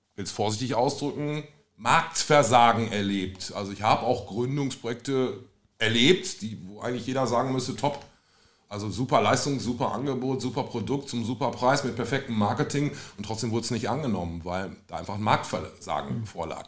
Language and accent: German; North Rhine-Westphalia, Germany; als Ostwestfale